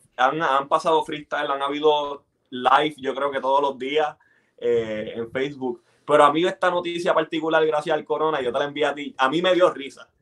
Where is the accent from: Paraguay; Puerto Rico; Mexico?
Puerto Rico; Bayamón; now in Texas, United States; yo crecí en Bayamón